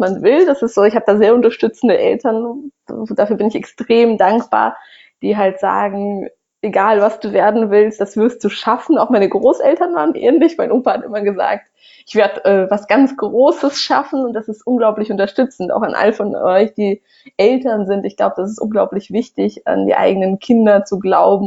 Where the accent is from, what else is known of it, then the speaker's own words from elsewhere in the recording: Russia; moved away; ich bin in Russland äh, groß geworden